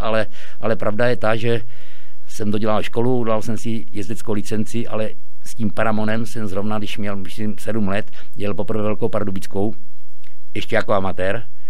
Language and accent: Czech; Slopné, Zlín Region, Czechia; now in Chýše, Czech Republic; narodil jsem se ve Zlíně, ale, ale bydlel jsem ve vesnici Slopné